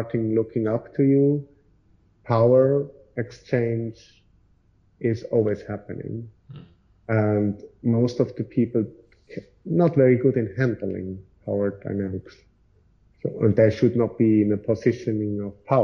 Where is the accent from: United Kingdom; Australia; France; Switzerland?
Switzerland; So in Switzerland, we, for example, have like a group chat